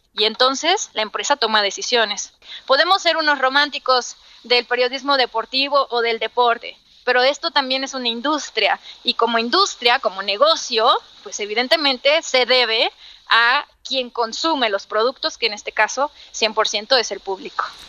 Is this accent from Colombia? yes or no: no; Los Mochis, Sinaloa, Mexico; soy de una ciudad al norte de, de México, soy de Sinaloa, de los moches Sinaloa